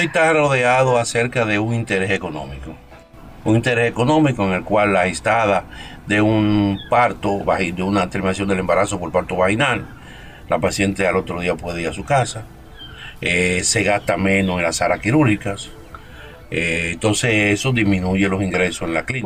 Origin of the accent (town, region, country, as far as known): Dominican Republic